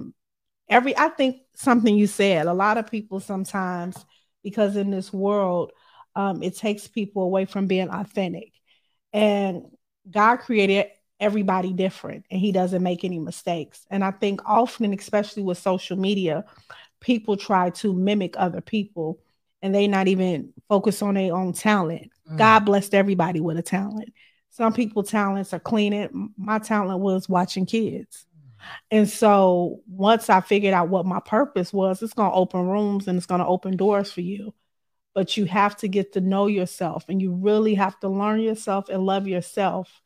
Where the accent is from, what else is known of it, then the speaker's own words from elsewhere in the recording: Chicago, Illinois, United States; I'm from the South Side of Chicago